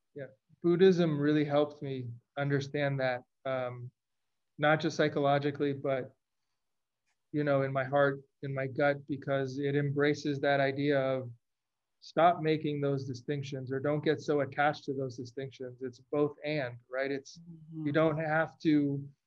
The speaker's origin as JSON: {"language": "English", "town": "Los Angeles", "region": "California", "country": "United States", "tie": "born or raised there", "also_born_or_lived": "Chicago", "moved": "as an adult", "said": "I grew up in Los Angeles. I went to school in Chicago"}